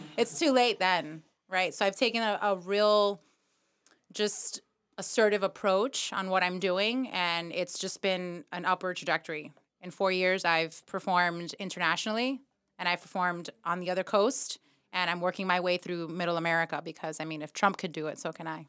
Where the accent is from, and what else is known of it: New York City, New York, United States; born or raised there; now in Miami, United States